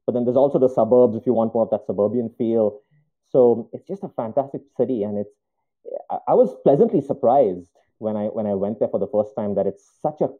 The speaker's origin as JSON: {"language": "English", "country": "India", "also_born_or_lived": "Chicago, United States", "moved": "yes", "lives_now": "Spokane, United States", "said": "I'm from India originally, an immigrant into the country, into the US"}